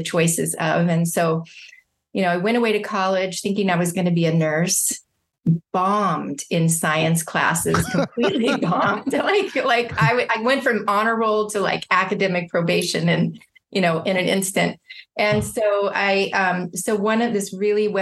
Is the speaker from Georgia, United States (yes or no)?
no; San Diego, California, United States; also born or lived in Indianapolis, Indiana; now in Orange County, United States; And then I grew up in San Diego, California